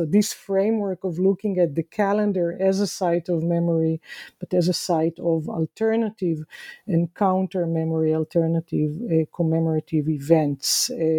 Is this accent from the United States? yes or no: no; Israel; Growing up in Israel in the 1970s and 1980s, very much being indoctrinated into thinking about our pasts